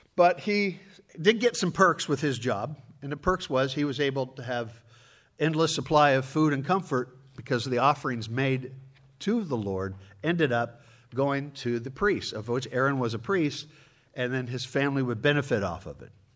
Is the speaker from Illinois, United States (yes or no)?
yes; Chicago, Illinois, United States; I'm from Chicago.